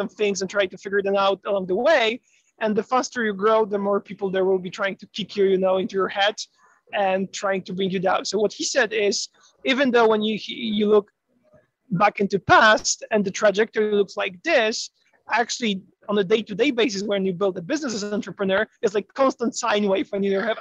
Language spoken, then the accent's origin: English; Poland; now in United States; I'm originally from Poland